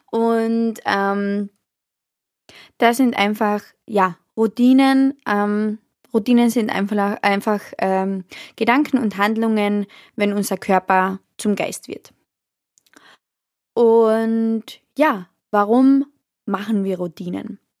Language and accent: German; Austria; ich weiß nicht, wie das zum Beispiel in Deutschland abläuft, aber bei uns in Österreich ist es so